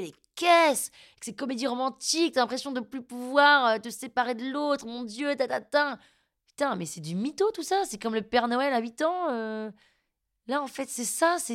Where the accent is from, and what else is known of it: France